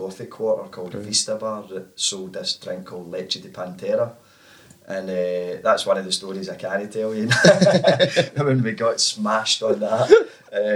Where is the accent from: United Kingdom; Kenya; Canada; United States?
United Kingdom; Cumbernauld, Scotland; also born or lived in Glasgow; I was from Cumbernauld right, okay. boy originally, couldn't wait to get out right enough once I got to about 17, 18